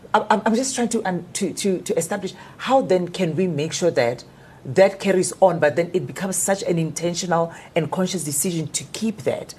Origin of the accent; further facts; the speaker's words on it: Limpopo, South Africa; moved away; also born or lived in Johannesburg; in Limpopo we, we had a lot of pressure.